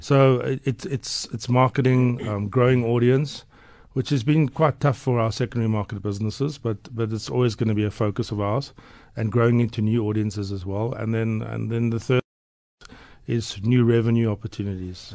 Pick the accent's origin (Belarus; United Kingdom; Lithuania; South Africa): South Africa; Port Elizabeth, Eastern Cape; moved away as an adult; now in Johannesburg, South Africa; growing up in Port Elizabeth